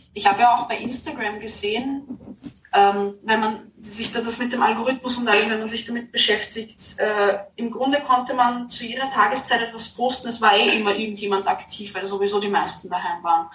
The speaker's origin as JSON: {"language": "German", "country": "Austria", "tie": "born or raised there", "moved": "yes", "lives_now": "Vienna, Austria", "said": "ich bin kein Stadtkind ich wohne jetzt mhm. zwar in Wien, aber ich bin nicht in der Stadt aufgewachsen. Und gerade am Land"}